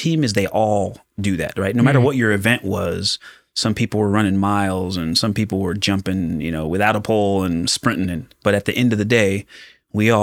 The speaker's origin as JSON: {"language": "English", "town": "Pomona", "region": "California", "country": "United States", "tie": "born or raised there", "said": "So I grew up in Southern California. My dad was a police officer, but I was born in Pomona"}